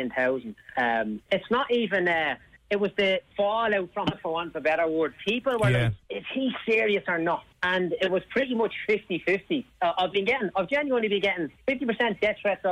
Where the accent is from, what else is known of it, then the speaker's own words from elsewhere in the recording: Dublin, Leinster, Ireland; I'm from Clondalkin, right? There's a good percentage of people on social welfare where I grew up